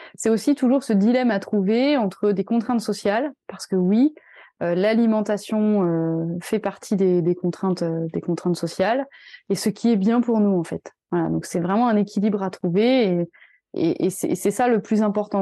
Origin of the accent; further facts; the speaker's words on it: France; nous, en tant que Français